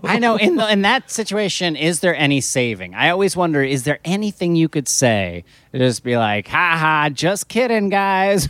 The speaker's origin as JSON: {"language": "English", "region": "New Jersey shore", "country": "United States", "tie": "born or raised there", "said": "I grew up in New Jersey on the, on the New Jersey shore"}